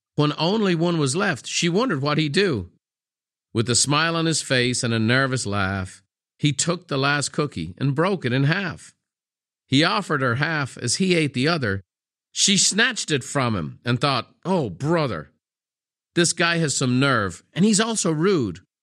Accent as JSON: {"language": "English", "country": "Ireland", "tie": "born or raised there", "said": "the culture I grew up in Ireland. Irish people, wh-, when I was growing up in the sixties, seventies, and eighties"}